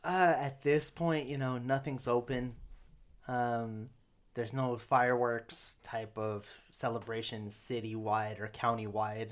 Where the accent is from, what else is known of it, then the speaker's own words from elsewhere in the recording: United States; first language English; I'm not completely prideful of being American